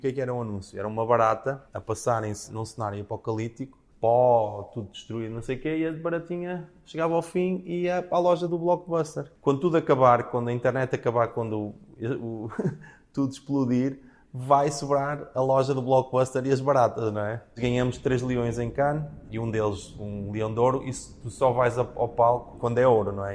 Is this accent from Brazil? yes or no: no; Portugal; now in New York, United States; Eu sou português, o Marco é brasileiro, moramos em Nova York